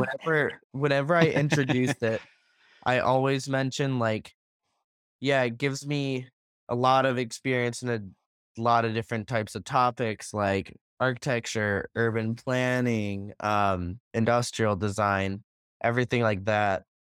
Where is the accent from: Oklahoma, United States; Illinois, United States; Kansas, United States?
Illinois, United States; Buffalo Grove; I'm from Buffalo Grove, which is a suburb of Chicago.